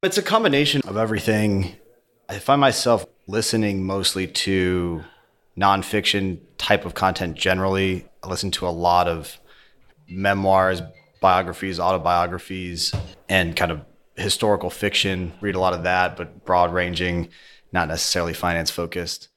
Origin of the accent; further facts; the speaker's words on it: Colorado, United States; moved away as an adult; also born or lived in upstate New York / China; I grew up in Colorado